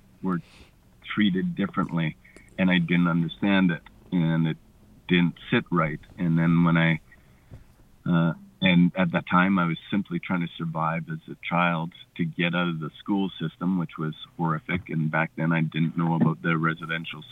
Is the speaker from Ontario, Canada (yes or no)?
no; Cowichan Valley, British Columbia, Canada; also born or lived in Victoria, British Columbia; I was born in Victoria and raised up in the Cowichan Valley.